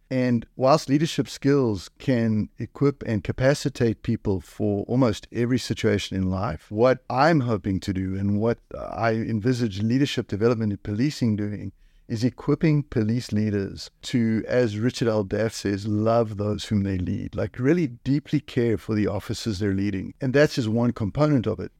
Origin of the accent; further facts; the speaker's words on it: South Africa; now in Canada; I come from South Africa. South Africa